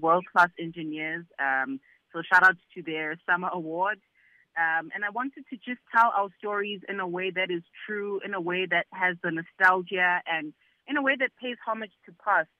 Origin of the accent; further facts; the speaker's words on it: South Africa; being a South African and being an African